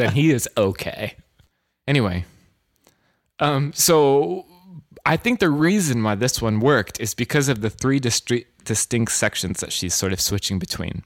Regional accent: California, United States; now in New York, United States; I'm from California

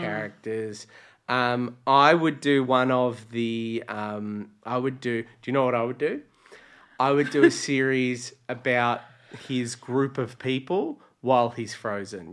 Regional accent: Latrobe Valley, Victoria, Australia; now in Melbourne, Australia; I was a country kid in you know, Latrobe Valley

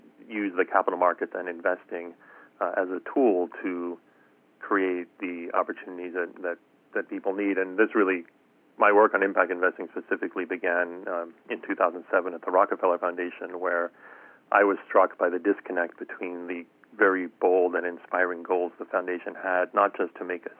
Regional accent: South Africa; moved away; I was born and raised in South Africa

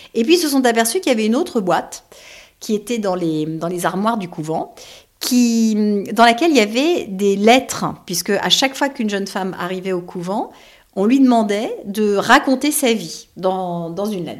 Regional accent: Paris, Île-de-France, France; je suis parisienne que tous mes amis sont parisiens

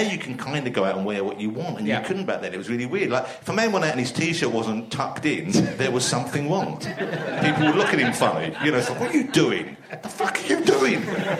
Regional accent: London, United Kingdom; also born or lived in Camden; I was born in Camden, but I lived in East London all my life. My parents lived in East London, and I moved out from there.

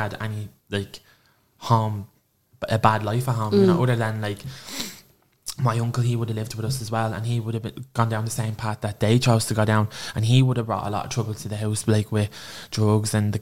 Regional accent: Clondalkin, Leinster, Ireland; I'm from Clondalkin. I was born and raised there

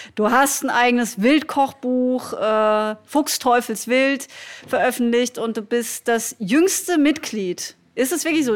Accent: Black Forest, Baden-Württemberg, Germany; now in Berlin, Germany; mitten in meiner Heimat.

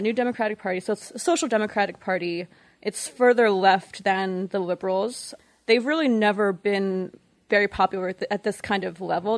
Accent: New York, United States; moved away; also born or lived in Montreal, Canada / Toronto, Canada; I'm actually from New York, but I lived in Montreal and Toronto for nine years

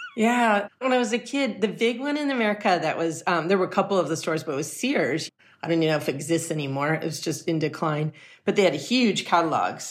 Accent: Los Angeles, California, United States; I grew up in Los Angeles in the heart

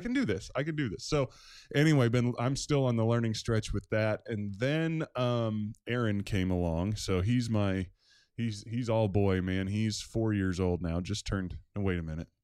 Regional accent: Maryland, United States; moved away as an adult; now in Newton, United States; I grew up in Maryland, probably about an hour, hour, fifteen minutes outside of Washington, D C

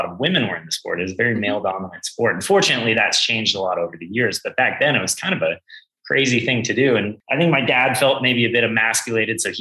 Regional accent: Montana, United States; also born or lived in Wyoming; I was born in Wyoming. I was actually raised in Montana

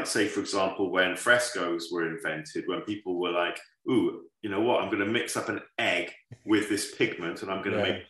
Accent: Wales, United Kingdom; growing up in Wales

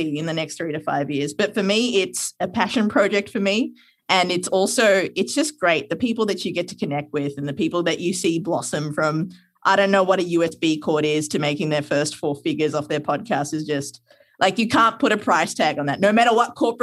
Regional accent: Sri Lanka; moved away; I'm from Sri Lanka

